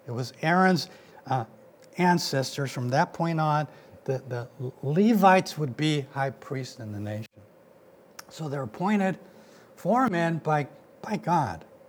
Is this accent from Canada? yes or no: no; Mexico; now in United States; I wasn't born here, I was born in Mexico